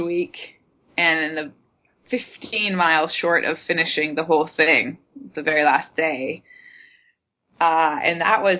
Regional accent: United States; I'm an American

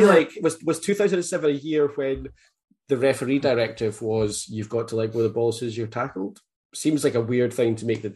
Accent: Scotland, United Kingdom; as a Scottish person

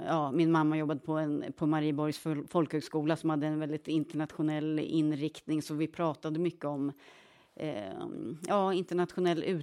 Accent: Krokek, Östergötland, Sweden; accent: Norrköping dialect; Ja, jag växte upp i Krokek, heter en, en, eh, ett litet samhälle. Kolmården är ju mer bekant mm. postnummerområde.

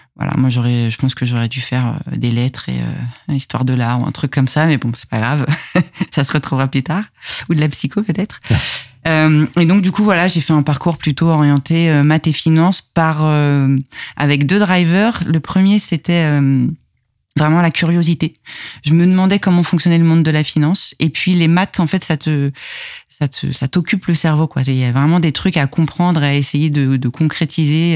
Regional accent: Conflans-Sainte-Honorine, Île-de-France, France; Je suis née à Conflans-Sainte-Honorine et j'ai grandi de toute, enfin ouais, globalement euh, toute mon enfance entre le Val d'Oise et les, Yvelines

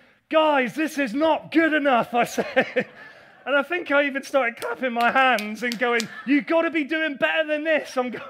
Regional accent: England, United Kingdom; I know we're English.

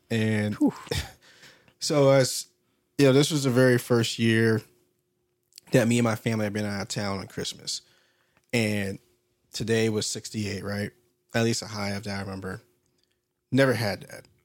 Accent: Washington, United States; born there; also born or lived in Alaska / Georgia; I was born in Washington State. Then we went up to Fairbanks. Just a little life history of myself. Moving up to Fairbanks when I was one or two. Then moved down to Georgia.

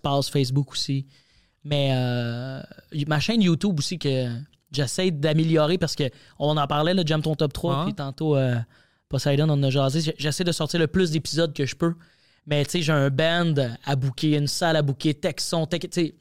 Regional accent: Quebec, Canada; accent: Québécois

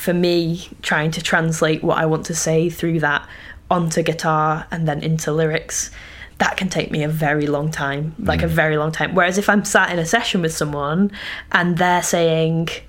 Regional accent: Yorkshire Dales, Yorkshire and the Humber, United Kingdom; moved away; grew up really rurally in the Yorkshire Dales

